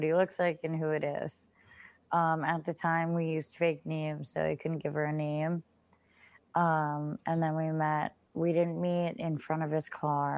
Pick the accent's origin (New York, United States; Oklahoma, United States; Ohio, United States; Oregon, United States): New York, United States; Long Island; I'm from Long Island